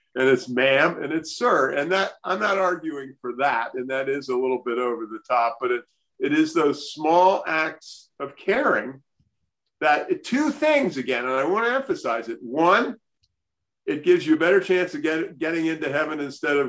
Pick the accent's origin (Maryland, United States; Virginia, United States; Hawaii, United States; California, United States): Maryland, United States; Baltimore; I grew up in Baltimore